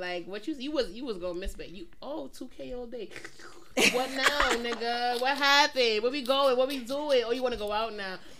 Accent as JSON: {"language": "English", "town": "New York City", "region": "New York", "country": "United States", "said": "We from Brooklyn."}